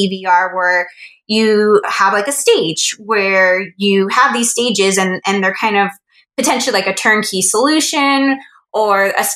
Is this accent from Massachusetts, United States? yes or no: no; Los Angeles, California, United States; I am originally from Los Angeles, kind of grew up around entertainment and media